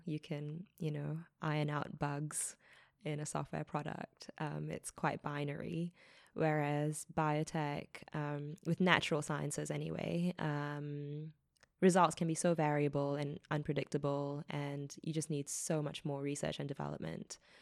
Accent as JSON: {"language": "English", "country": "New Zealand", "also_born_or_lived": "Australia", "moved": "as an adult", "said": "as a New Zealander"}